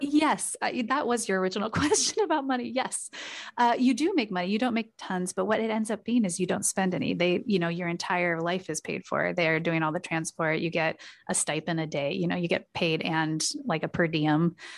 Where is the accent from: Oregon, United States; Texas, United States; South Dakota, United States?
Oregon, United States; Portland; I grew up in Portland, Oregon